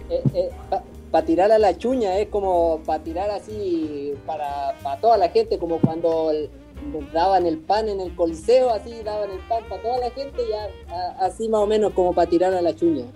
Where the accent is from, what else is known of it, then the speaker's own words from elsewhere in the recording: Puerto Cisnes, Aysén, Chile; moved away as an adult; also born or lived in Valparaíso, Chile; now in Massachusetts, United States; Yo soy de la Patagonia, Puerto Cisnes.